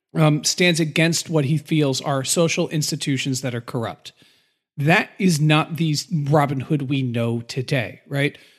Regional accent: United States

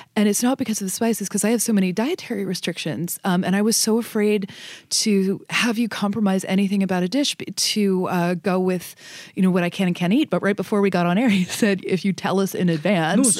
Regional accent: Northern Kentucky, United States; I grew up in Northern Kentucky, um, outside of Cincinnati

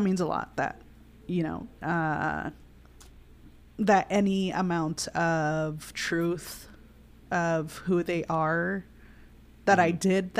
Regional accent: United States; also born or lived in Seattle area; I'll describe myself as a pocha, and that means that, like, I'm an American-raised Mexican person.

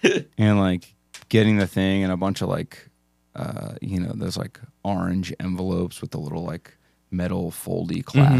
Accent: Philadelphia, Pennsylvania, United States; We're from Philadelphia.

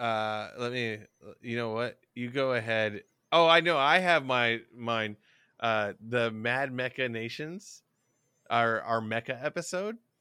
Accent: the South, United States; we're both from the South

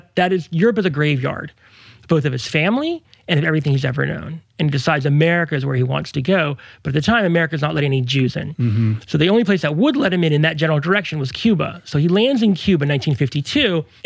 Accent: Mexico; born there; I was born in Mexico.

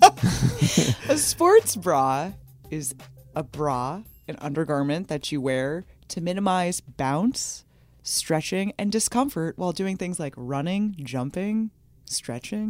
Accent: New York, United States; growing up in New York

